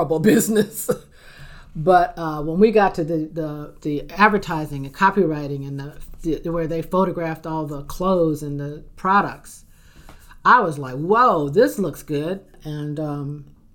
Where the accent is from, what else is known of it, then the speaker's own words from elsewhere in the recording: Detroit, Michigan, United States; also born or lived in Charleston, West Virginia; I grew up in Detroit.